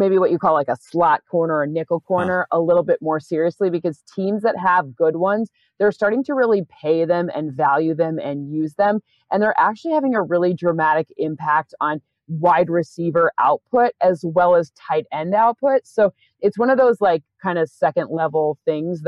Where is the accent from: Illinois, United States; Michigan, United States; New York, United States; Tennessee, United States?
Michigan, United States; East Lansing; I'm from East Lansing, Michigan